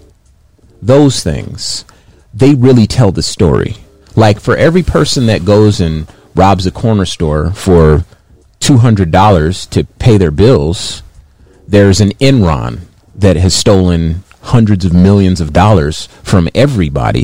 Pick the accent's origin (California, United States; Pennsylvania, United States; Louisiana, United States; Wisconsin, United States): California, United States; Compton; I'm from Compton, California